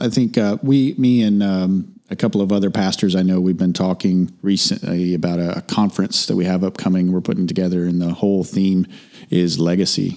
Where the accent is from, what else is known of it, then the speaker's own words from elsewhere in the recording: Texas, United States; being from Texas